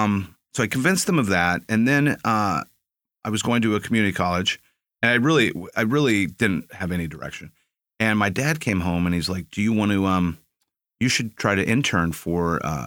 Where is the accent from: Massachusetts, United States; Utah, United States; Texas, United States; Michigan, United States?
Texas, United States; San Antonio; also born or lived in Phoenix / Maryland / Ohio; I was born in Phoenix. I lived in, just lived there for a few years. And then I lived, my dad worked at the Pentagon for a little bit. So we lived in Maryland and in Ohio. But most of my life was spent in San Antonio.